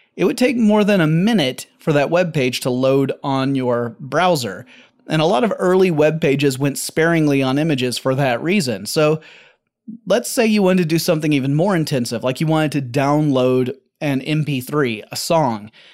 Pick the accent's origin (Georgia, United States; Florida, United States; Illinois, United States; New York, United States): Georgia, United States; Atlanta; Atlanta, Georgia, my hometown.